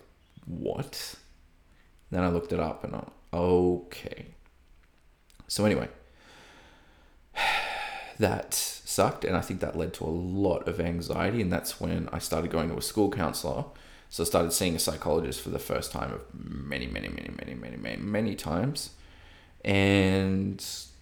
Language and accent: English; Coffs Harbour, New South Wales, Australia; moved away as an adult; also born or lived in Sunshine Coast, Australia; now in Melbourne, Australia; Coffs Harbour, my hometown